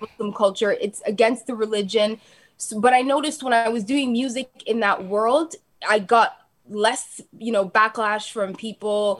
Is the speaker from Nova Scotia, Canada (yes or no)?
no; Toronto, Ontario, Canada; also born or lived in Calgary, Alberta; I grew up in Dixon